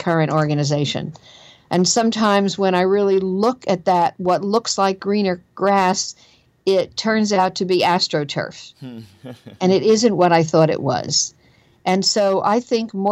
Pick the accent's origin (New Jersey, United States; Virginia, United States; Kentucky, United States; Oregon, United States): New Jersey, United States; accent: Jersey; my own Jersey accent